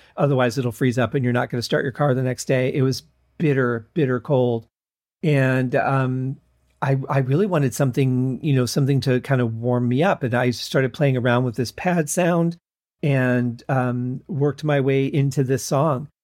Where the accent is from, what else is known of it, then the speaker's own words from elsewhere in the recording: Michigan, United States; growing up in Michigan